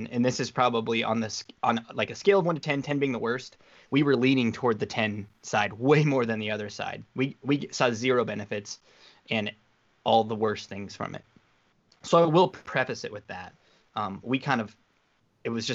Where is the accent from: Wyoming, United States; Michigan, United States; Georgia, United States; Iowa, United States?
Wyoming, United States; moved away; I was from Wyoming, so everything was like 3 years late to where I lived